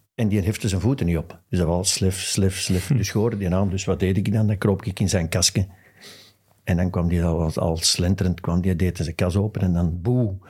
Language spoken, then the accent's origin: Dutch; Westmalle, Flanders, Belgium; Ik ben van Westmalle